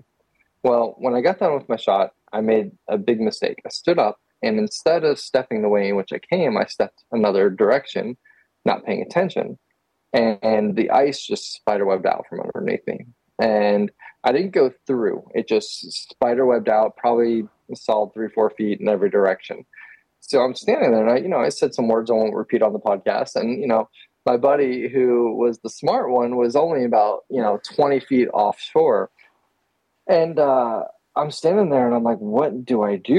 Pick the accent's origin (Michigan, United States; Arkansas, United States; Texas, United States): Texas, United States; I'm from Texas